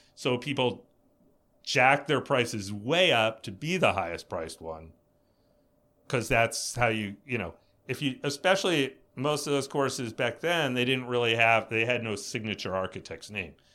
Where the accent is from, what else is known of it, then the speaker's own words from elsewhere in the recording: East Coast, United States; I grew up on the East Coast